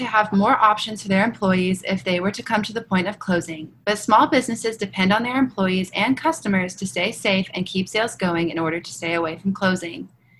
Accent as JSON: {"language": "English", "town": "Lexington", "country": "United States", "said": "I'm from Lexington"}